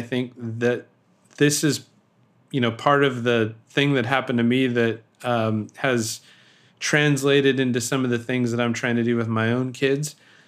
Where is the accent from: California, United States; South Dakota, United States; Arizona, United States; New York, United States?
California, United States; Sacramento; born there; So I was born in Sacramento, and Roseville is a town outside of Sacramento, and my grandparents are from there.